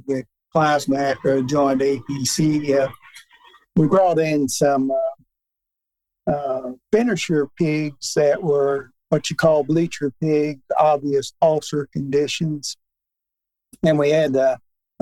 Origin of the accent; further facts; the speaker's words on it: Newbern, Tennessee, United States; A town called Mewburn, Tennessee, 100 miles north of Memphis.